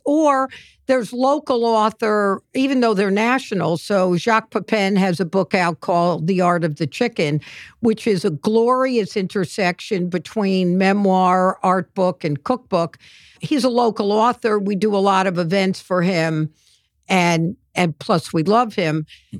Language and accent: English; New York City, New York, United States; I was on the Lower East Side. We called that kibitzing.